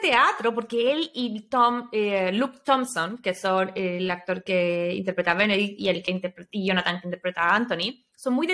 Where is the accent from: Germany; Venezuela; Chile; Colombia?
Chile; moved away; nosotros, como chilenas